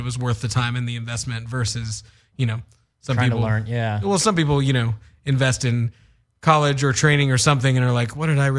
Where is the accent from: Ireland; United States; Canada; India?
United States; Houston, Texas; From Houston originally.